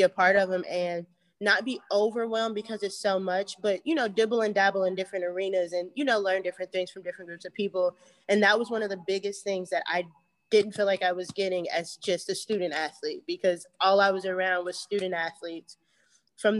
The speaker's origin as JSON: {"language": "English", "town": "Cincinnati", "region": "Ohio", "country": "United States", "tie": "born or raised there", "said": "I grew up here in Cincinnati, Ohio"}